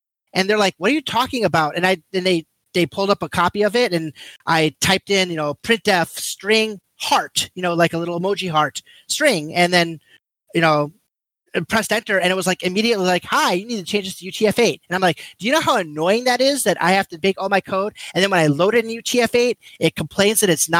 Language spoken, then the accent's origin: English; Japan; moved away; I grew up in Japan